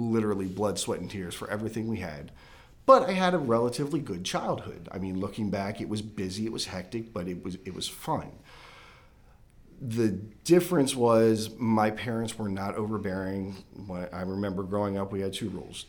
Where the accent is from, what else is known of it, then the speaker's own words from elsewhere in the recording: Frederick, Maryland, United States; I grew up in Maryland